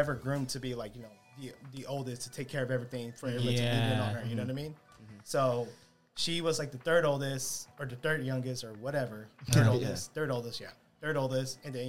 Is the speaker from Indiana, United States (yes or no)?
no; Long Beach, California, United States; born and raised in Cambodia Town, Long Beach, Eastside, you know, specifically on Alameda since 17.